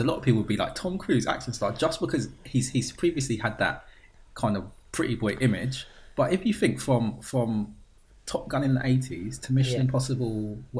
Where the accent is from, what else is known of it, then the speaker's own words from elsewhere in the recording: England, United Kingdom; Because that is what we are. We are English gents.